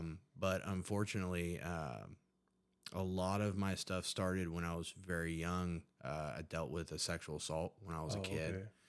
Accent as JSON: {"language": "English", "town": "Huntington", "region": "West Virginia", "country": "United States", "said": "Well, I'm from Huntington, West Virginia. It's a small community in West Virginia."}